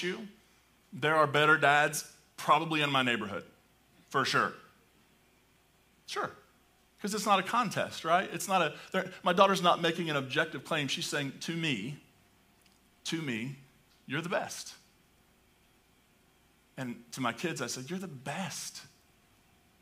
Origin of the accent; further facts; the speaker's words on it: Appalachia, United States; accent: hillbilly; first language English; I can speak hillbilly English pretty well. I grew up in hillbilly land